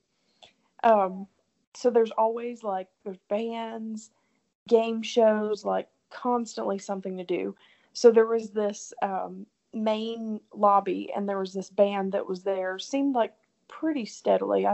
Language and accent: English; Tennessee, United States; She kind of knew right away I was from Tennessee